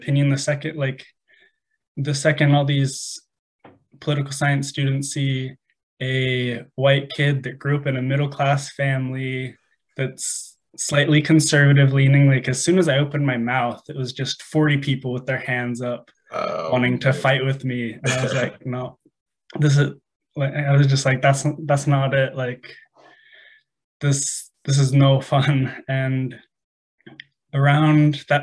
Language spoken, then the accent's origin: English; Phoenix, Arizona, United States; So I'm from Arizona, the Phoenix area, lived here pretty much my whole life.